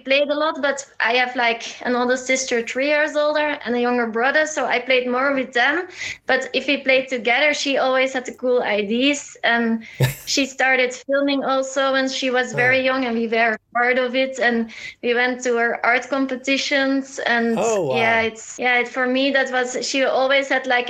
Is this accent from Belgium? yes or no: yes; Leuven, Flanders, Belgium; Leuven, it's like 20 minutes from Brussels.